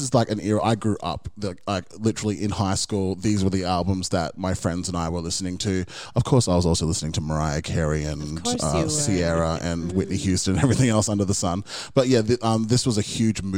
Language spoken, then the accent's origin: English; Brisbane, Queensland, Australia; we're from Brisbane